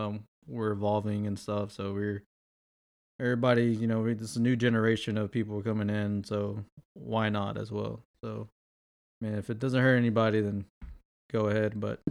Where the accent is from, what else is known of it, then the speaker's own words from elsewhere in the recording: Houston, Texas, United States; So from Houston, Texas, born and raised.